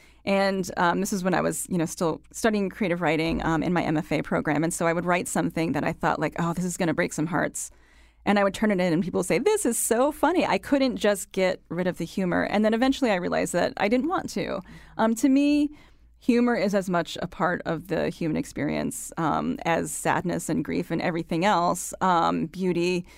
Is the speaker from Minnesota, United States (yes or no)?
no; Connecticut, United States; So when I say I'm from Connecticut, people say, oh, and they kind of shake their head because they think they know where I'm coming from.